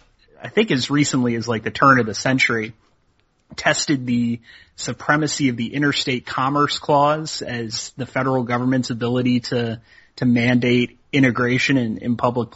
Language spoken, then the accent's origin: English; southern New Jersey, United States; moved away; the part of the world that I'm from, southern New Jersey produces tons of good college baseball players.